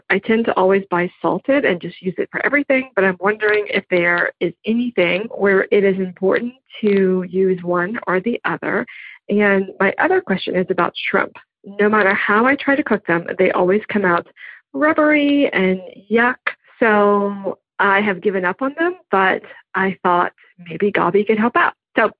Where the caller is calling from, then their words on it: Raleigh, North Carolina, United States; I'm calling from Raleigh, North Carolina.